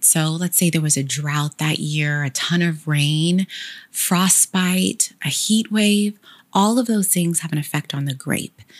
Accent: Sacramento, California, United States; I'm proudly from Sacramento and graduated from Sac State

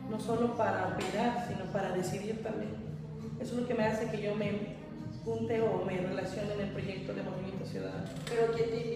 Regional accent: Comitán, Chiapas, Mexico; also born or lived in Chimón (birthplace, until age 5); Soy de Chimón, nacida allá y criada hasta los 5 años. De ahí yo me cambio por cuestiones laborales de mi mamá y pues más que nada de mi educación, que era fundamental para ella. Entonces nos trae para Comitán y de acá son 20 años que estoy radicando.

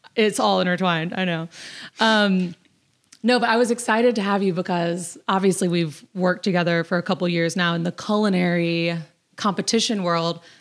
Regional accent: Destin, Florida, United States; moved away; I am from Destin, Florida

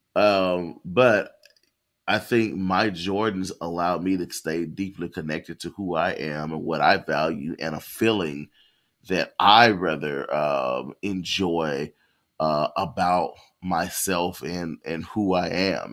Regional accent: the South, United States; I'm a Southerner

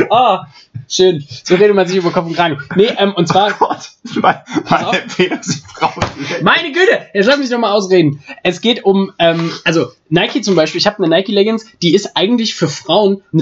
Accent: Erfurt, Thuringia, Germany; nur, nur für alle, ich komme aus Erfurt

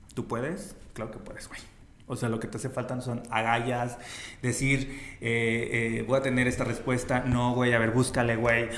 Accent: Zacatecas, Mexico; si somos zacatecanos

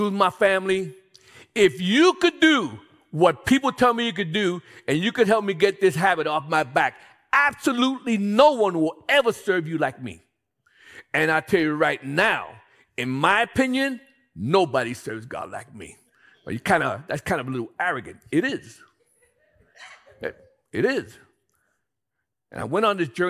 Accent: New York City, New York, United States; I'm from Brooklyn, Bedford-Stuyvesant, Williamsburg

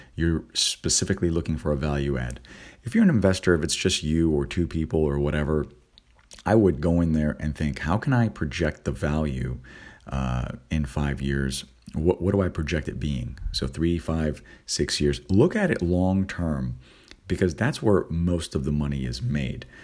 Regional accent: California, United States; moved away; also born or lived in East Coast; on the East Coast, and I'm originally from California

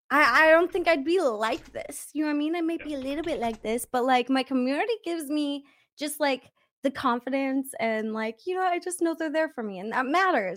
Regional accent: Canada; Listen to me being Canadian.

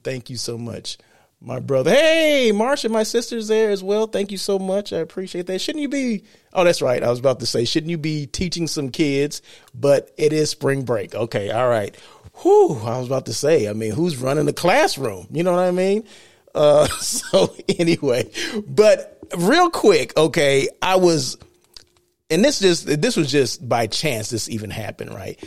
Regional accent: Blythe, California, United States; moved away as an adult; also born or lived in Los Angeles, California; I'm from Blythe, California, okay? That's my hometown

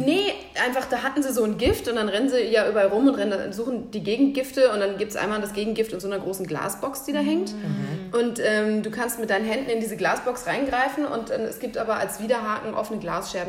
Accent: Central Hesse, Germany; ich komme halt aus Mittelhessen

